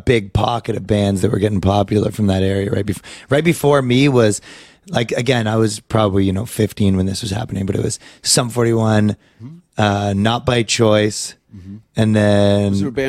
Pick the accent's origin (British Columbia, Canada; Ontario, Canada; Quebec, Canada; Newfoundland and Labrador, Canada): Ontario, Canada; Ajax; I'm from Ajax.